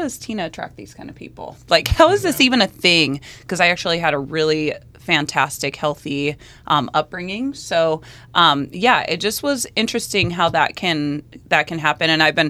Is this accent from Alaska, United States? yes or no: yes; North Pole, Alaska, United States; moved away as an adult; also born or lived in Newport Beach, California / Anchorage / Eagle River; being from North Pole